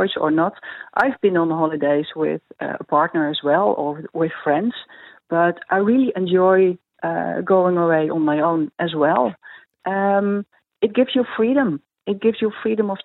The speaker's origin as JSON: {"language": "English", "country": "Netherlands", "said": "I'm from the Netherlands"}